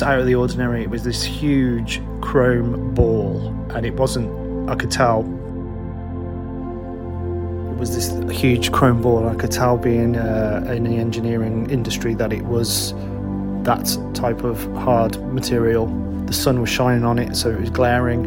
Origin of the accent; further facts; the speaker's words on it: United Kingdom; I'm a musician from the UK